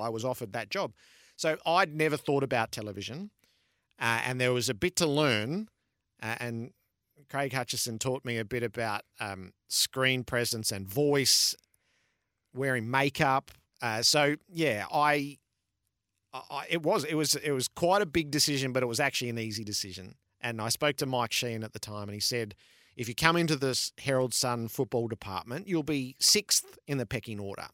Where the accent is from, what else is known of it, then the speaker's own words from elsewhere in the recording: Mulgrave, Victoria, Australia; I grew up in Mulgrave